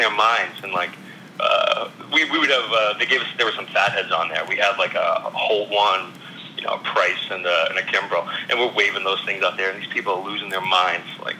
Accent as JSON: {"language": "English", "town": "Fitchburg", "region": "Massachusetts", "country": "United States", "said": "I was from Fitchburg"}